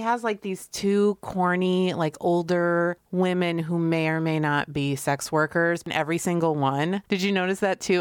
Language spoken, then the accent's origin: English; Connecticut, United States; I grew up in Connecticut